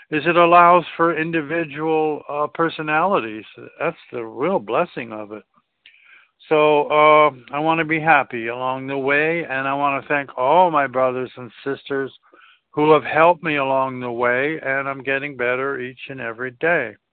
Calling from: South Carolina, United States; in South Carolina. Pleasure to be on the line.

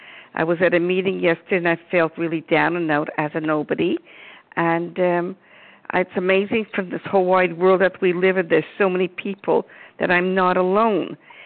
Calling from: Montreal, Quebec, Canada; I'm from Montreal, Quebec, Canada.

